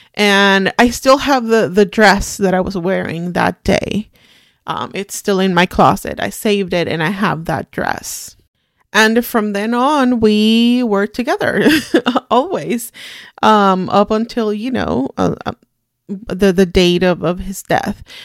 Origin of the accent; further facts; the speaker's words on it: Puerto Rico; English is a second language; moved away as an adult; now in United States; I'm Puerto Rican. I was Born and raised in Puerto Rico my whole life. I was thirty when I moved to the United States.